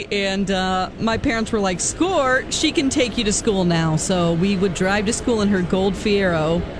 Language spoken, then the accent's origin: English; Ozark, United States; moved away; my hometown of Ozark.